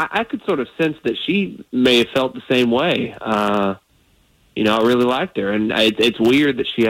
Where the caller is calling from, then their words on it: Sanford, Florida, United States; I'm from Sanford.